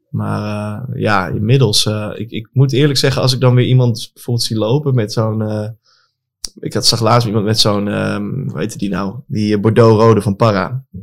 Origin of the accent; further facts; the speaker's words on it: Apeldoorn, Gelderland, Netherlands; ik kom uit Apeldoorn, daar heb je Shoepimp, weet je daar?